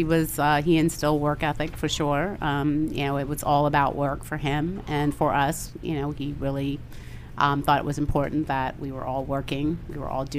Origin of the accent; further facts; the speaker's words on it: Manassas, Virginia, United States; Manassas, Virginia.